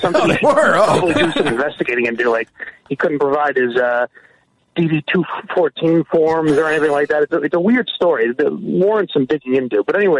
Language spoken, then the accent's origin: English; Arizona, United States; I'm out here from Arizona. I got invited to a funeral